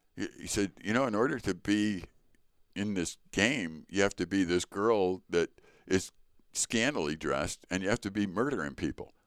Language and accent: English; Chicago, Illinois, United States; I was born in Chicago to Richard and Joyce …